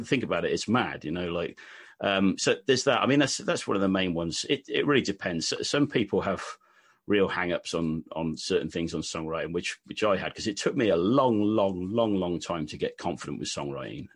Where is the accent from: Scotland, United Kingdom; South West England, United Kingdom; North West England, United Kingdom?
South West England, United Kingdom; West Country; accent: Wurzels-like (West Country)